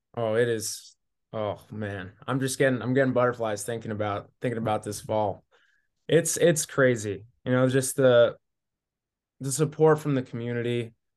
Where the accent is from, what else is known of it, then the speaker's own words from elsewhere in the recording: Newport, Washington, United States; moved away; also born or lived in Montana; I'm from Newport, Washington, so a small little one A school.